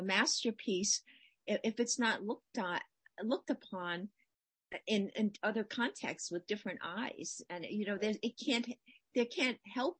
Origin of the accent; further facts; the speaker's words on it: United States; But you know, Chinese culture, even I'm American born, first generation.